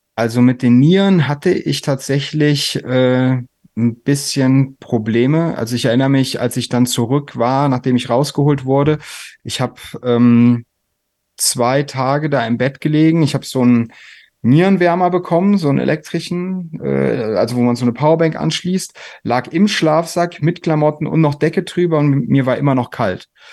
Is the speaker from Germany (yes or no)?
yes; a village near Koblenz, Rhineland-Palatinate, Germany; ich aus so einem Kaff bei Koblenz äh, komme